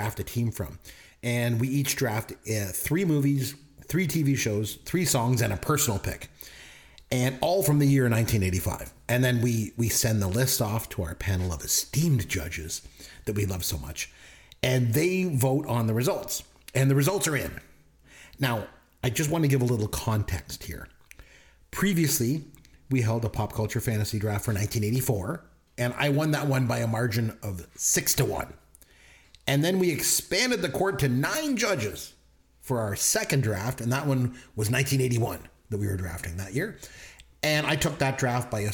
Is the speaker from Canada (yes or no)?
yes; Canada; we're Canadian